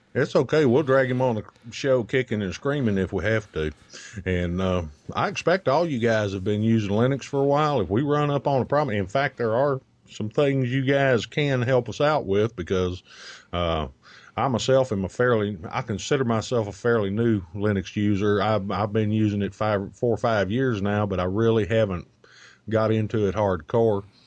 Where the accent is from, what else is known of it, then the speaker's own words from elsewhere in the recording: United States; we tend to Americanize words here in the U, good old U S of A.